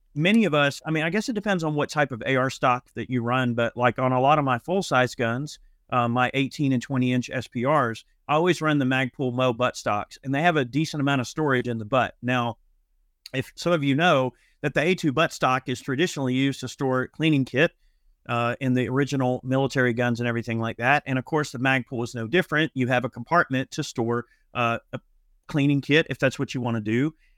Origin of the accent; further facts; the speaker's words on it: Locust Grove, United States; here in Locust Grove